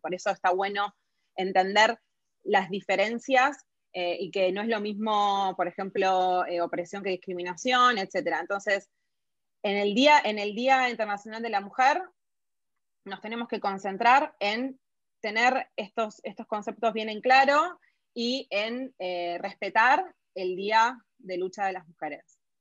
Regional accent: Argentina

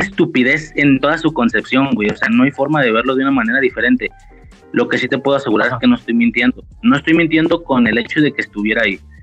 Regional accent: Guadalajara, Jalisco, Mexico; Vivo en Guadalajara, ahorita no, estoy, estoy como que a las afueras, pero bueno, crecí de mi vida en Guadalajara

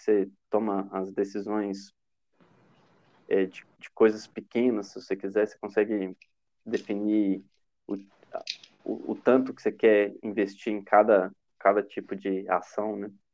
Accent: Itabira, Minas Gerais, Brazil; De Tabira, que é onde eu nasci

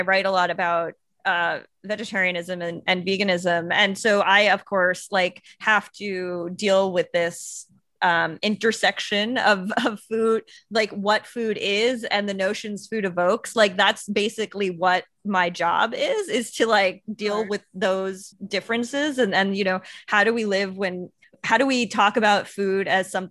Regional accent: Long Island, New York, United States; I'm from Long Island

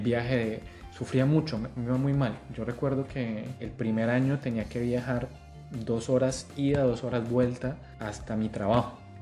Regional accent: Tuluá, Valle del Cauca, Colombia; moved away as an adult; also born or lived in Argentina; yo soy de Tuluá

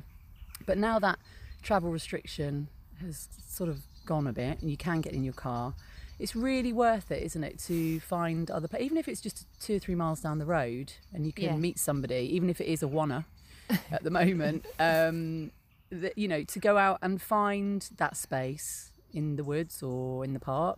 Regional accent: Pitstone, South East England, United Kingdom; Pitstone, which is where I'm from

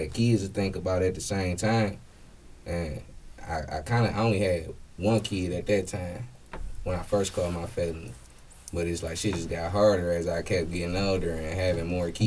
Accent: Detroit, Michigan, United States; moved away as an adult; also born or lived in Memphis, Tennessee; I'm from Detroit, born and raised

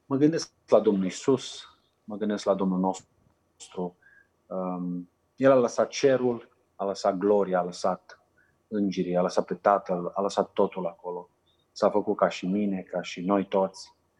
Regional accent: Romania; moved away as an adult; also born or lived in Macedonia; now in Niger; Noi ca și români putem să învățăm o limbă foarte ușor

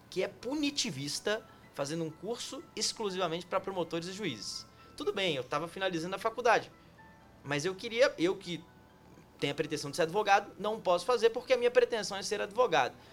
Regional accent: Montes Claros, Minas Gerais, Brazil; also born or lived in São José do Rio Preto / São Paulo / Curitiba; now in Brasília, Brazil; Ela começa em Minas Gerais, Montes Claros, minha cidade natal.

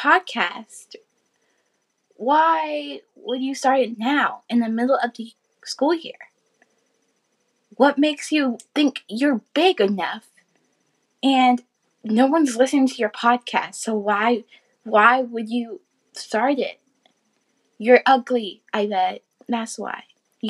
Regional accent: Canada; I'm from Canada

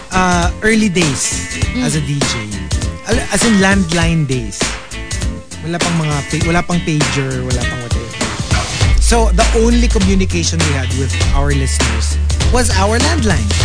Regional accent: Philippines; Na-upset siya na Pinoy ako.

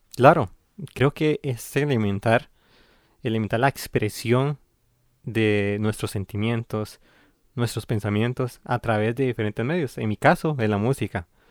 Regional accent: San Ramón, Alajuela, Costa Rica; also born or lived in Tilarán, Guanacaste; crecí en San Ramón de Alajuela

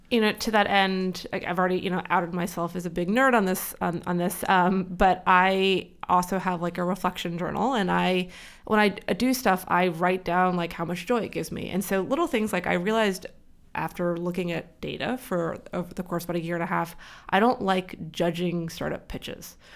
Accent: California, United States; moved away as an adult; now in New York, United States; I still say that I'm from California, but I've been here for twelve years, so I think I unfortunately have to say that I'm a New Yorker at this point

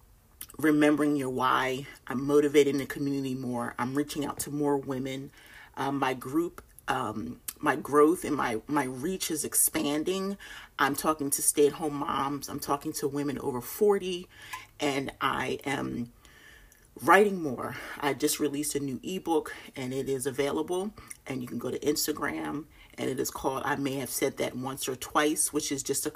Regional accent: Philadelphia, Pennsylvania, United States; moved away as an adult; also born or lived in Delaware; now in North Carolina, United States; I was born and raised in Philly, and I lived in Delaware for 9 years with my husband

